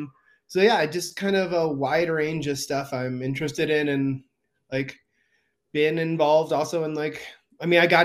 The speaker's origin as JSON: {"language": "English", "town": "San Diego", "region": "California", "country": "United States", "tie": "born or raised there", "said": "I grew up in San Diego"}